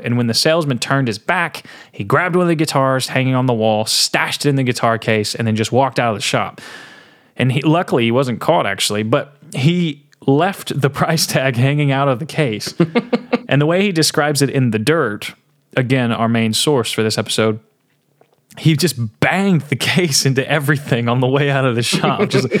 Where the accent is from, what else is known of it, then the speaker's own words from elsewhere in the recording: Portland, Tennessee, United States; there was meth galore in my hometown. Really? Portland, Tennessee.